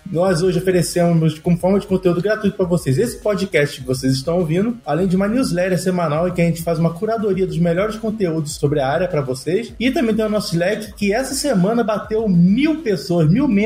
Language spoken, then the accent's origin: Portuguese; Rio de Janeiro, Brazil; Eu, como bom carioca, não ia perder uma vaga dessa.